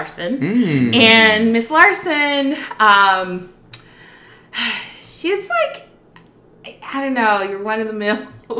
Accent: Houston, Texas, United States; I am from Houston, Texas.

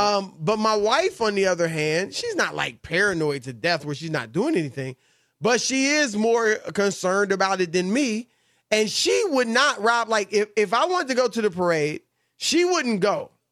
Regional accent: Midwest, United States; moved away; when I was a kid growing up in the Midwest

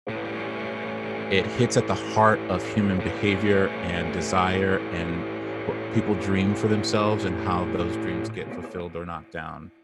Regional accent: Southern California, United States; now in Brooklyn, United States; I grew up in Southern California.

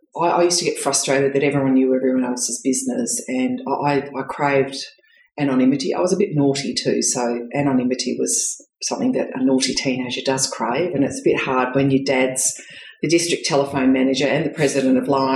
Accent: Geraldton, Western Australia, Australia; also born or lived in Perth; I was born in Perth, and then very shortly, or very, very early on in my life, my dad, who worked for then the PMG, which became Telecom, then Telstra, moved to Geraldton, which is about 400 kilometres north of Perth. So I grew up in regional Western Australia.

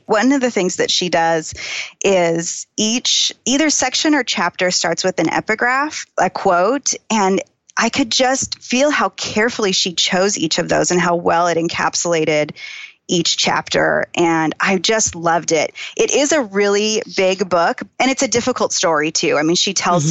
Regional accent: Phoenix, Arizona, United States; I grew up in Phoenix

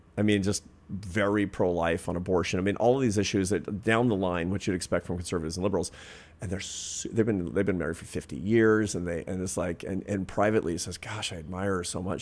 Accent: Pacific Northwest, United States; when I was a kid, for example, growing up in the Pacific Northwest

